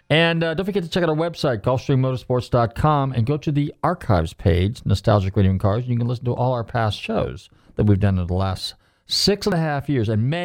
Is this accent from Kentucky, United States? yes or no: no; California, United States; now in Florida, United States; I come from California.